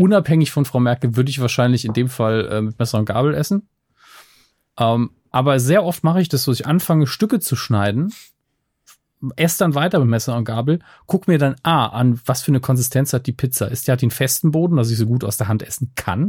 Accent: Germany; ich bin ja in der Nähe des Elsass groß geworden

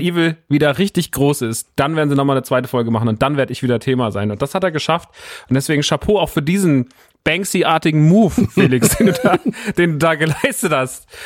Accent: Rodgau, Hesse, Germany; moved away; in Rottgau, meiner alten Heimat

